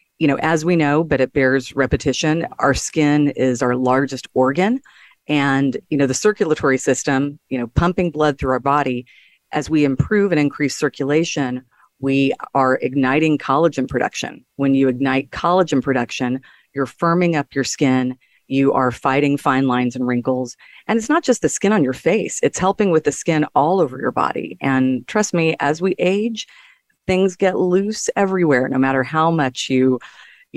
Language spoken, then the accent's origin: English; Texas, United States; he's a Texan like I am